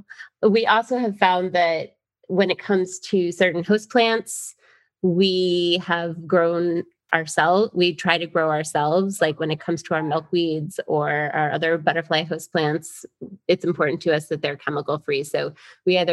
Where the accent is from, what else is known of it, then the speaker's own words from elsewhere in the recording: Florida, United States; also born or lived in New York; I grew up in Florida